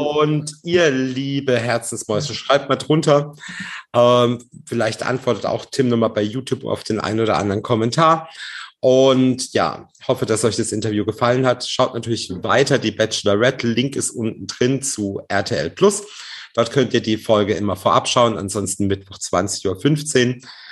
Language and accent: German; Baden-Baden, Baden-Württemberg, Germany; ich bin aus Baden-Baden